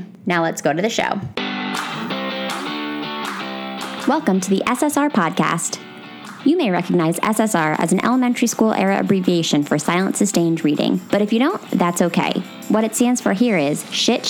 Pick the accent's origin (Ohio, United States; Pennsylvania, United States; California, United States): Pennsylvania, United States; Bethlehem; my hometown of Bethlehem, Pennsylvania